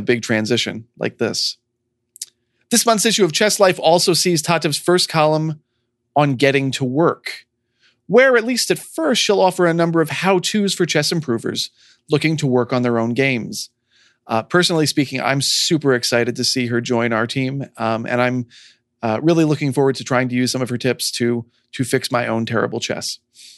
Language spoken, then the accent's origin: English; New York, United States; moved away; I grew up in New York